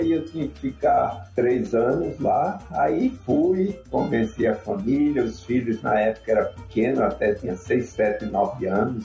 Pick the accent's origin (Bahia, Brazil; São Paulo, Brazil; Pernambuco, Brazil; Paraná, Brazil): Pernambuco, Brazil; Recife; moved away; eu sou pernambucano do Recife, meu pai era é caruaruense e minha mãe lá do Recife, e eu fui criado a vida inteira lá.